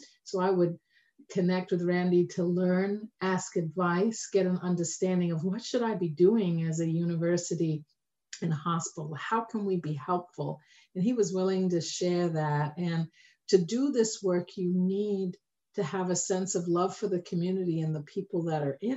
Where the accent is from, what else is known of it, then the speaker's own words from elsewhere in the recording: London, United Kingdom; moved away; my own journey of growing up in Tottenham